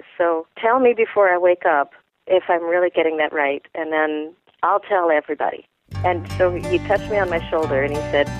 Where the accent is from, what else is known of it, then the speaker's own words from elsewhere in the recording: Vashon, Washington, United States; I grew up on Vashon.